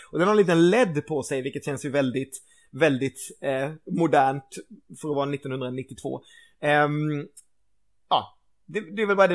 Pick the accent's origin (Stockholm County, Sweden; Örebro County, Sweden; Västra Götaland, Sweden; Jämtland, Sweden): Västra Götaland, Sweden; Gothenburg; som stolt göteborgare